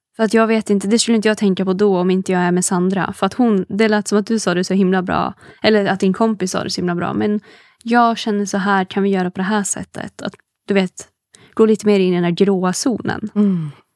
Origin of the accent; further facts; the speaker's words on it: Hudiksvall, Gävleborg County, Sweden; now in Stockholm, Sweden; jag är ju inte från Stockholm. Ehm, jag är från Hudiksvall ursprungligen